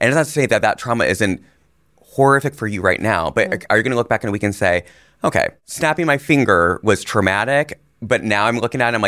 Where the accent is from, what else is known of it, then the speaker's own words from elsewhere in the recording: India; Like Gore and I grew up in India.